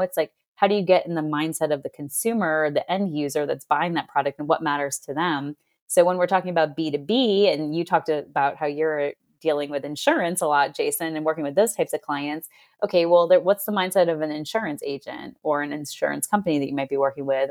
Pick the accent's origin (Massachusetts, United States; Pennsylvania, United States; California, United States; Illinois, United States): Massachusetts, United States; Boston; I'm from Boston